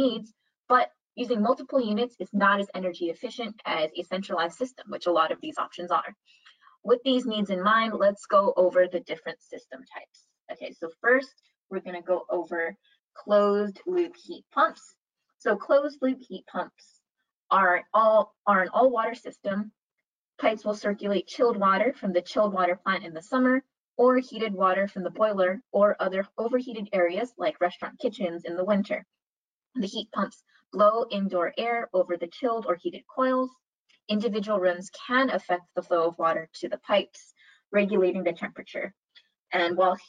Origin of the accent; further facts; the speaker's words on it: Hawaii, United States; moved away; I'm originally from Hawaii